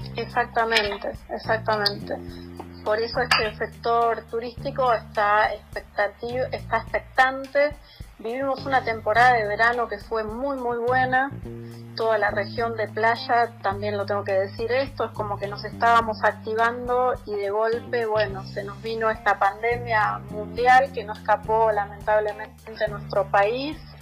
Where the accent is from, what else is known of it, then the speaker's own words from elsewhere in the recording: Florencio Varela, Buenos Aires Province, Argentina; somos de Florencio Varela